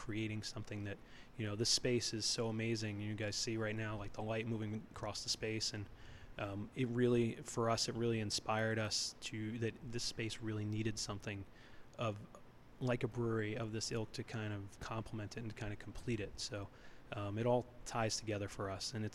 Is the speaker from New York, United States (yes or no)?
yes; New York City, New York, United States; moved away as an adult; also born or lived in Palo Alto, California / Alaska; now in Massachusetts, United States; We grew up in New York City